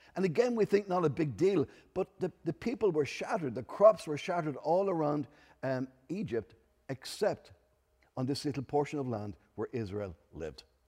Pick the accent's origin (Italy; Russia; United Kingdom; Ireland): Ireland; Enniscorthy, Leinster; I'm from Enniscorthy in Wexford